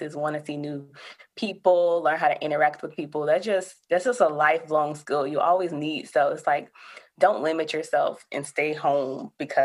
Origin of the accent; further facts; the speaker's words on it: Alabama, United States; moved away as an adult; also born or lived in Georgia; I'm originally from Alabama, though, so I came to Georgia for GSU